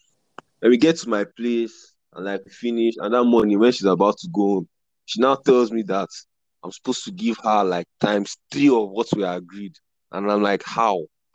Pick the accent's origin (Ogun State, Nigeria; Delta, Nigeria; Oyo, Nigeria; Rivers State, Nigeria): Rivers State, Nigeria; Port Harcourt; moved away as an adult; now in Lagos, Nigeria; I've been in Lagos. I came to Lagos in 2018, December. Because PH wasn't just it again. I grew up in PH.